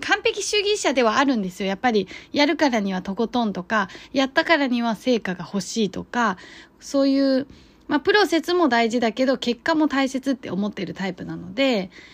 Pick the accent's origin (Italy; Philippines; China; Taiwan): China; now in Japan; 自分は中国人なんですけど、周りの人たちって日本人ばっかりで